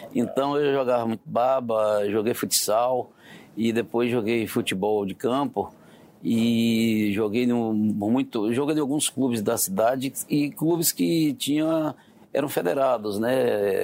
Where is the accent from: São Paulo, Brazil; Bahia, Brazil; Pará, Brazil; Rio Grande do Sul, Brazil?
Bahia, Brazil; Vitória da Conquista; eu nasci no interior da Bahia, em Vitória da Conquista, é uma cidade que fica no sudoeste da Bahia